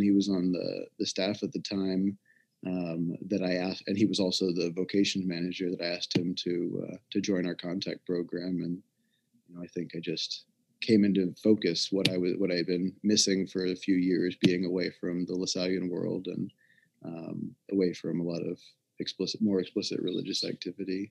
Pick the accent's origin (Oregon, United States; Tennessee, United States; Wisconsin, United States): Tennessee, United States; Memphis; I'm from Memphis, Tennessee originally